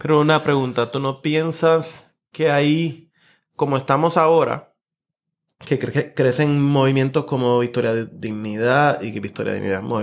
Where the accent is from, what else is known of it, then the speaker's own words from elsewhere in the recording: Puerto Rico; nuestra vida como puertorriqueños